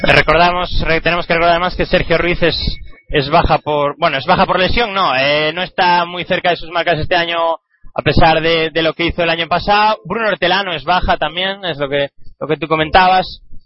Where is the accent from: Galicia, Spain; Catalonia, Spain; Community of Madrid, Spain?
Galicia, Spain; moved away; un grupo de mi tierra, un grupo gallego